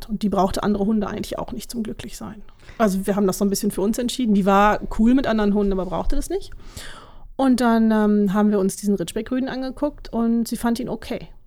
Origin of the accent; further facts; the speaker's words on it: Münster, North Rhine-Westphalia, Germany; now in Dülmen, Germany; Ich komme ursprünglich auch aus Münster, wohne jetzt aber in Dülmen seit ein paar Jahren.